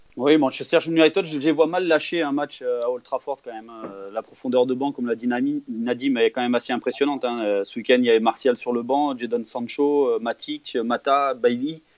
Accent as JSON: {"language": "French", "region": "Auvergne-Rhône-Alpes", "country": "France", "said": "je suis auvergnat"}